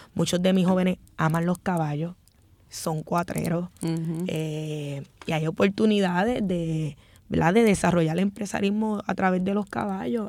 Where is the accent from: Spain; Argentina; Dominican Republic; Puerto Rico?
Puerto Rico; Vieques; also born or lived in Fajardo; Yo nací en Faldo, pero me crié en Vieques.